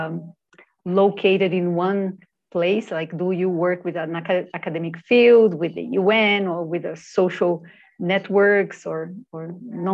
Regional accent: Brasília, Federal District, Brazil; I was born in Brasilia, the capital of Brazil

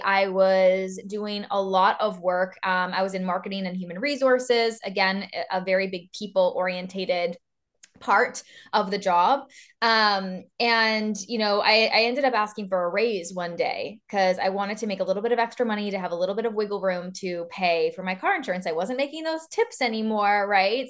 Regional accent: East Coast of Canada, Canada; moved away as an adult; now in Vancouver, Canada; I am from the East Coast of Canada, and now I live literally on the other side, on the very West Coast in Vancouver

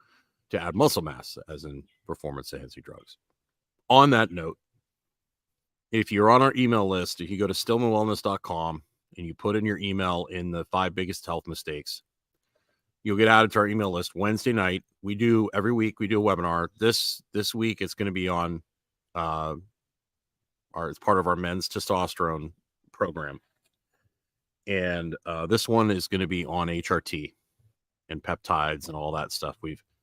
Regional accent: Canada; I was talking to a friend of mine that I grew up with in Canada

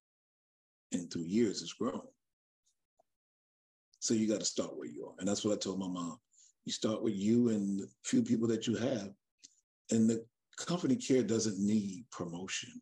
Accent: Charleston, South Carolina, United States; now in Dallas, United States; I'm from Charleston, South Carolina

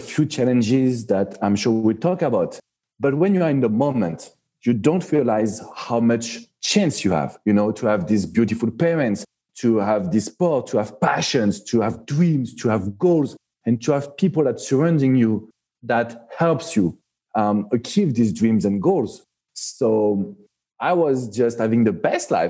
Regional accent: Paris, Île-de-France, France; accent: French; English is a second language; moved away as an adult; now in Miami, United States; I am born and raised in Paris, so you can feel it with my French accent

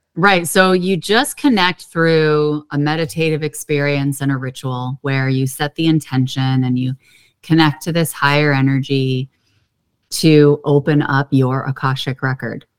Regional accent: Pittsburgh, Pennsylvania, United States; I grew up in Pittsburgh, Pennsylvania, and that is like the city of hills

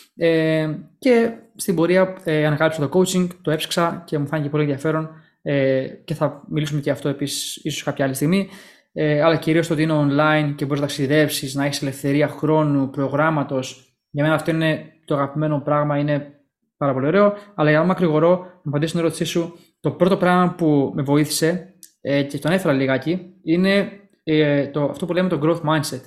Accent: Greece; Γεννηθήκαμε και μεγαλώσαμε στην Ελλάδα

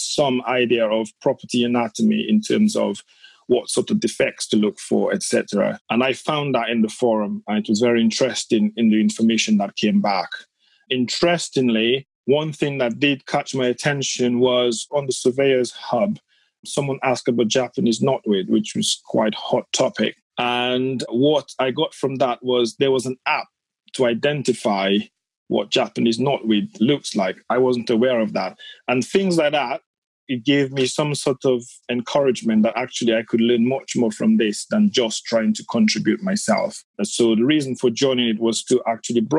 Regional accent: Dominica; now in United Kingdom; I'm from the Caribbean, from the Commonwealth of Dominica, from a very small village

